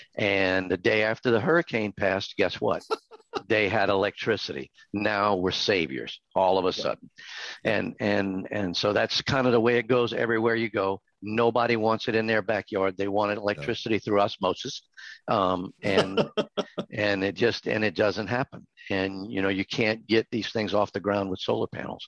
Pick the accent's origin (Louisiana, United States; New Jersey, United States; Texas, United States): Louisiana, United States; South; now in Hot Springs Village, United States; I'm from South Louisiana